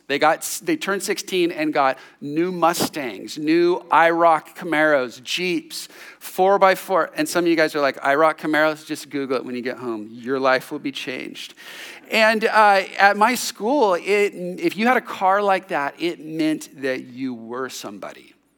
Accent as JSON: {"language": "English", "town": "San Jose", "region": "California", "country": "United States", "tie": "born or raised there", "said": "when I was sixteen, seventeen years old, growing up in San Jose, in the suburbs"}